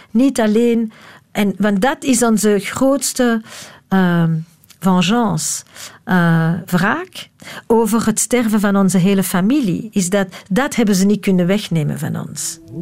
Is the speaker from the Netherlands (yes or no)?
no; Antwerp, Flanders, Belgium; moved away; also born or lived in Leuven; En dan met mijn vijf jaar zijn we naar Antwerpen vertrokken.